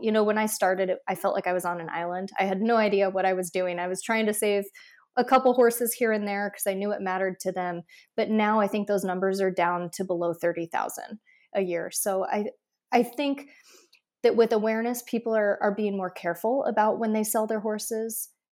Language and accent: English; Iowa, United States; I grew up in Iowa